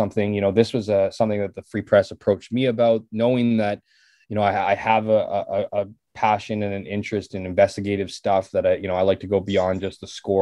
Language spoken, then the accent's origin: English; Winnipeg, Manitoba, Canada; I grew up in St. James. I still live in St. James.